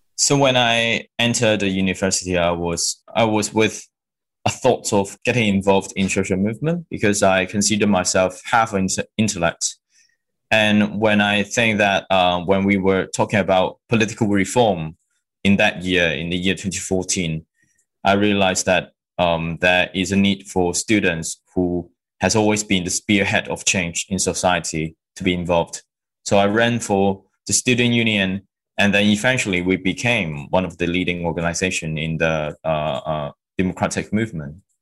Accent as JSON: {"language": "English", "country": "Hong Kong", "tie": "born or raised there", "also_born_or_lived": "mainland China", "moved": "as an adult", "lives_now": "London, United Kingdom", "said": "when I was born in China in 1993, we reunion in Hong Kong in 1999 when I was six. So that was um, how I managed to come from mainland China to Hong Kong"}